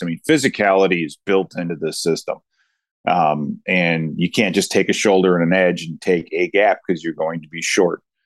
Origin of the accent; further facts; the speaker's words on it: Chicago, Illinois, United States; I grew up in Chicago